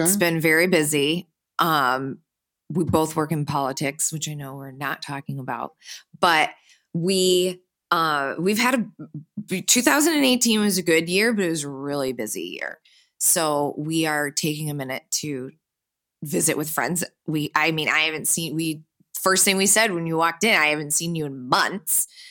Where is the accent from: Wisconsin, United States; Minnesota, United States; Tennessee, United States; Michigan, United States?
Michigan, United States; Birmingham; I grew up just outside of Detroit, about twenty minutes away, in, um, a beautiful town called Birmingham